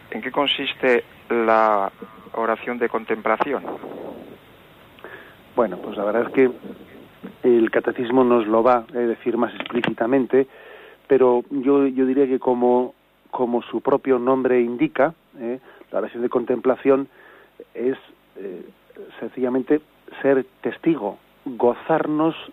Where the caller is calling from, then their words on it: Zaragoza, Aragon, Spain; Buenos días … de Zaragoza.